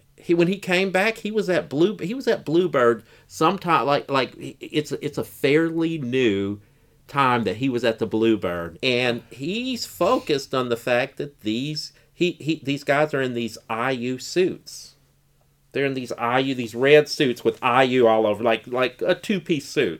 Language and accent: English; Bloomington, Indiana, United States; growing up in Bloomington